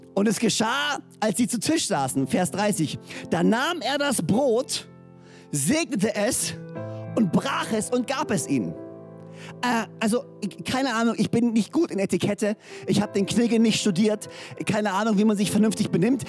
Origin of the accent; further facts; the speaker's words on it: Böhringen, Baden-Württemberg, Germany; now in Orsingen, Germany; ich bin in Böhringen groß geworden und lebe jetzt in Orsingen.